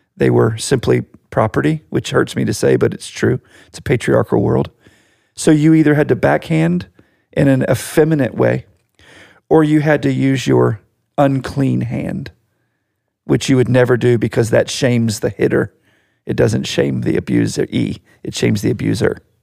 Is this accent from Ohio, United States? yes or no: no; Virginia Beach, Virginia, United States; We grew up in Virginia Beach, Virginia.